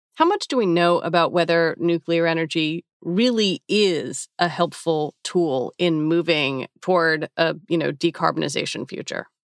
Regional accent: United States; I'm an American, I'm 46

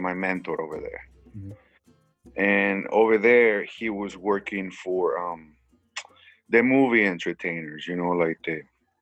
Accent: San Francisco del Rincón, Guanajuato, Mexico; now in United States; I was raised in Mexico. I was born in Guanajuato, San Francisco del Rincón, Guanajuato.

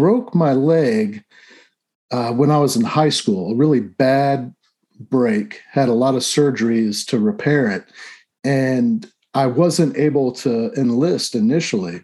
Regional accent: Orlando, Florida, United States; I was born in the Navy hospital at Orlando Naval Training Center.

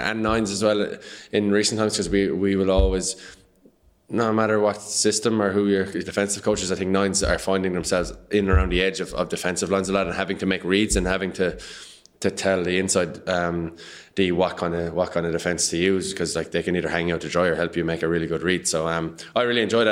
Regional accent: Patrickswell, Munster, Ireland; I'm from Patrick Swell, which is a hurling village

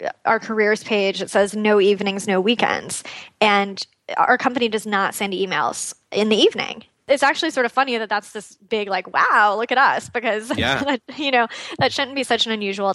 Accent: Austin, Texas, United States; moved away as an adult; also born or lived in California; We actually just moved back to my hometown of Austin a few months ago

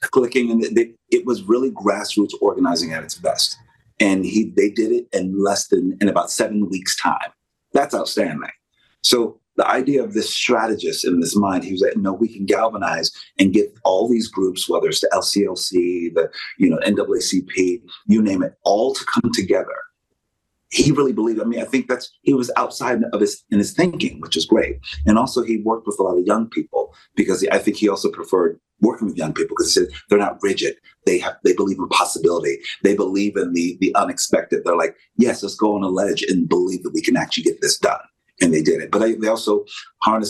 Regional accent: Pennsylvania, United States; I'm from Pennsylvania.

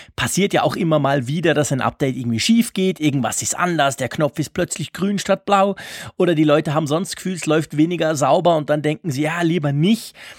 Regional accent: Switzerland; bei uns in der Schweiz

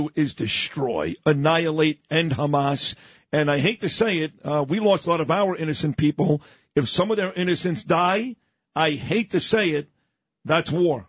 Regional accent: New York City, New York, United States; also born or lived in Florida; I'm a New Yorker. We had almost 3,000 dead here.

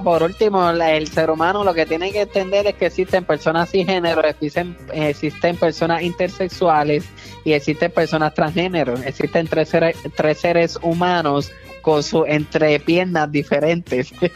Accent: Puerto Rico; yo soy puertorriqueño

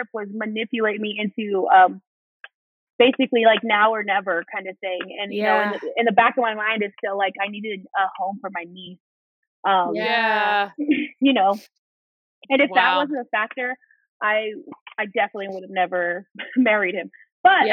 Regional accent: Orlando, Florida, United States; moved away as an adult; also born or lived in New Mexico / Los Angeles / Washington, District of Columbia, United States; Orlando is my hometown, like from when I was a kid.

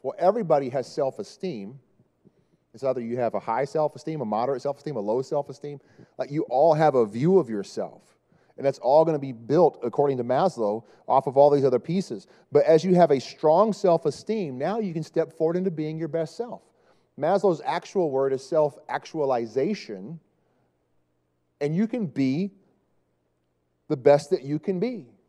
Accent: Dallas, Texas, United States; moved away; I'm from Dallas

